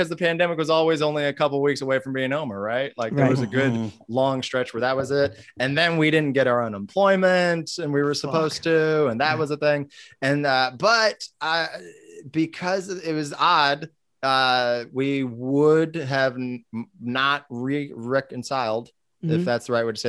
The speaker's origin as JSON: {"language": "English", "town": "Vallejo", "region": "California", "country": "United States", "tie": "born or raised there", "said": "growing up in Vallejo and it being a rough town"}